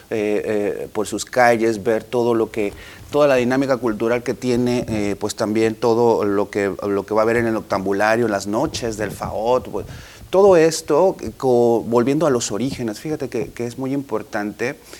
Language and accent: Spanish; Sonora, Mexico; como los sonorenses estamos